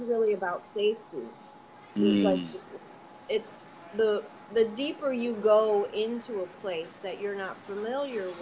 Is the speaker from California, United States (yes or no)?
no; Atlanta, Georgia, United States; Atlanta, I come from Atlanta